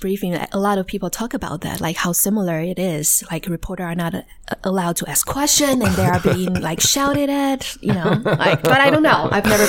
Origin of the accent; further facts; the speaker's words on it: Taichung, Taiwan; English is a second language; So I grew up in Taiwan, Taichung, actually, and I went to Taiwan University.